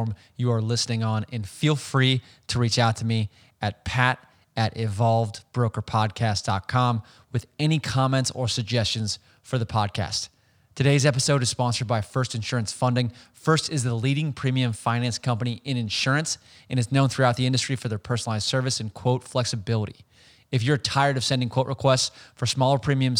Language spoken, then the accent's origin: English; Bay Area, California, United States; I'm from the Bay Area